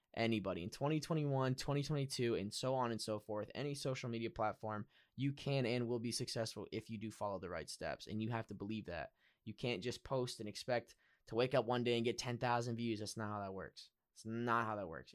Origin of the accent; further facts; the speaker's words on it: Pennsylvania, United States; I'm also from Pennsylvania